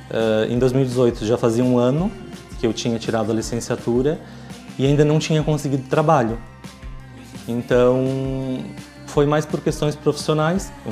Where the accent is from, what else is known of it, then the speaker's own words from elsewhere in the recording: Morro da Fumaça, Santa Catarina, Brazil; moved away as an adult; also born or lived in England; now in Braga, Portugal; eu tenho 36 anos e eu sou de Santa Catarina, que é um estado do sul do Brasil. O nome do, da cidade que eu venho se chama Morro da Fumaça, que é um, é um município bastante pequeno, que seria o equivalente a uma aldeia em, em Portugal.